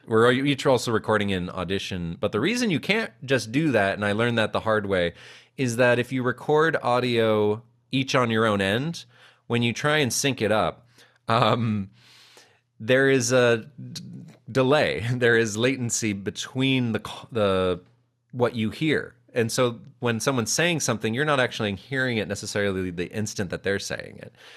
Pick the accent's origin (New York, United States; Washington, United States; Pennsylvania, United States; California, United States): California, United States; Calabasas; I grew up in Calabasas